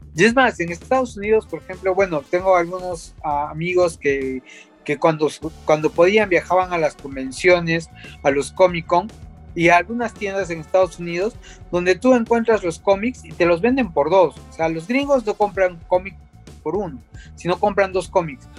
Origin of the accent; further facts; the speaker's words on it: Peru; nosotros mismos que somos peruanos, que vivimos acá